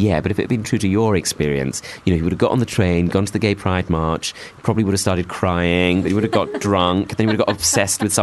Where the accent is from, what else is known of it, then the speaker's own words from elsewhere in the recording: Bromley, London, United Kingdom; where I grew up in Bromley.